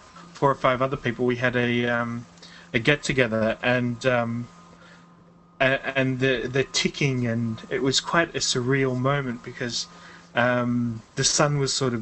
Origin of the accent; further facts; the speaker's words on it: England, United Kingdom; also born or lived in Australia; I'm English. My passport says I'm British